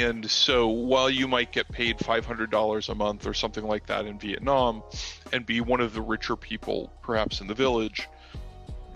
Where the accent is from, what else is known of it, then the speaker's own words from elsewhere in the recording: Texas, United States; moved away as an adult; also born or lived in West Virginia; now in Japan; I grew up in Texas.